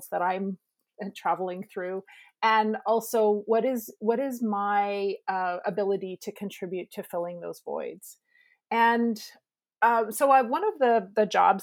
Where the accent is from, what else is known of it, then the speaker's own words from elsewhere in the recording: Lower Mainland, British Columbia, Canada; also born or lived in Haida Gwaii; I grew up in the Lower Mainland